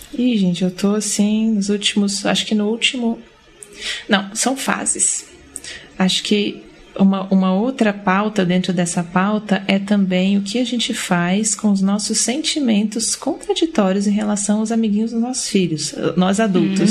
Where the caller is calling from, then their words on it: Brasília, Federal District, Brazil; eu falo de Brasília